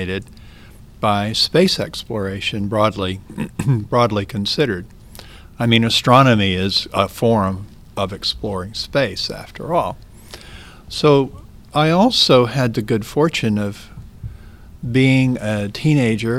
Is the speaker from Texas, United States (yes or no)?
no; Mississippi, United States; I grew up in Mississippi, and grew up with my first cousin